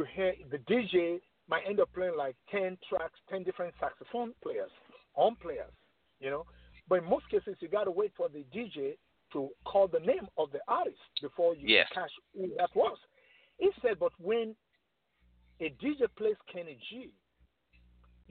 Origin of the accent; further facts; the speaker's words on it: Lagos, Nigeria; moved away as an adult; also born or lived in New York, United States; now in Atlanta, United States; back home in Nigeria, in Lagos, in the city of Lagos, you know, I was like one of the top sax player over there